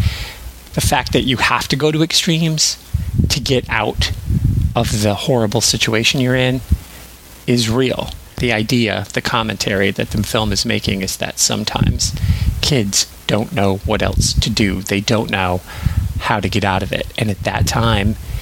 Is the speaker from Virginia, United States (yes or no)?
no; Southwest Michigan, United States; I'm from Southwest Michigan